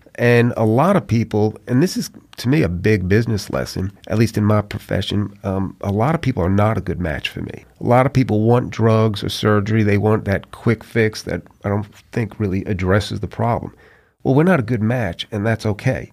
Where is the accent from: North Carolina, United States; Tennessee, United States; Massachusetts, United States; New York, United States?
New York, United States; moved away as an adult; also born or lived in Atlanta; now in Mobile, United States; growing up in New York